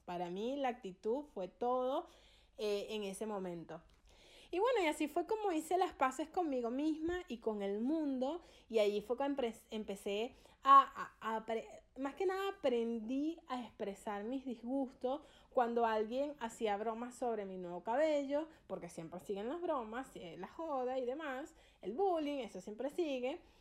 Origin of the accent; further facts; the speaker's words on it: Venezuela; now in Argentina; yo soy venezolana y en mi país